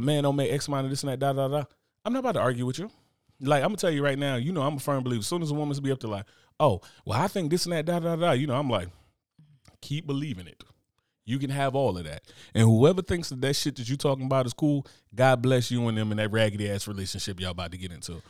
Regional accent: United States; I'm American

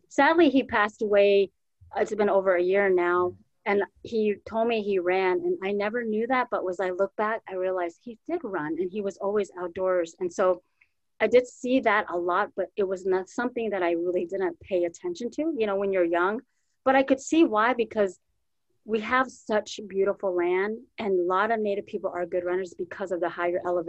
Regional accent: Four Corners, United States; now in Minnesota, United States; I grew up on the Navajo Nation

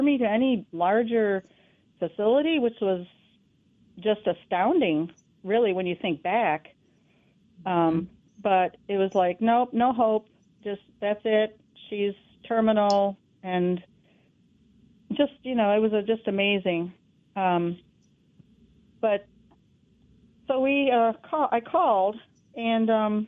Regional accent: New York, United States; moved away; I'm from New York State

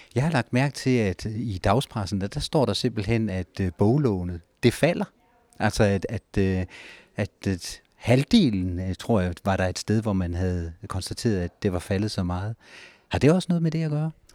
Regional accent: Ribe, Southern Denmark, Denmark; moved away as an adult; now in Næstved, Denmark; Jeg kommer fra Ribe

